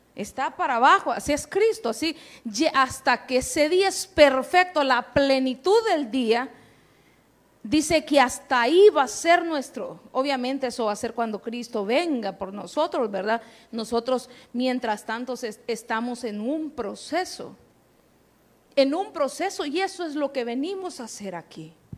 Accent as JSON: {"language": "Spanish", "country": "Honduras", "accent": "catracho", "said": "en buen catracho"}